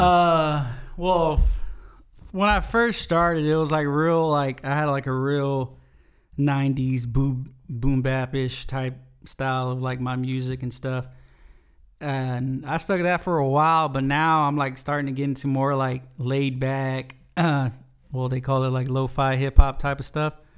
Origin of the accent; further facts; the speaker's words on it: Smiley, Texas, United States; also born or lived in Nixon, Texas; I'm originally, I'm from South Texas, from a little town called Smiley